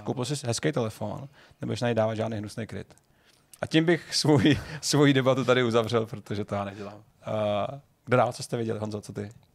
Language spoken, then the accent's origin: Czech; Jiříkov, Ústí nad Labem Region, Czechia; Já jsem někdo, kdo vyrost na, na, ve Filipově, v malé vesnici u Jiříkova